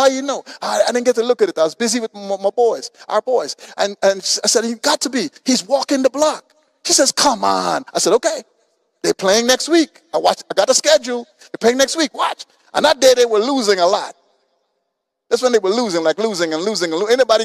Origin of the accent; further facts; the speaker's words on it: Guyana; now in Houston, United States; I came from from Guyana, South America.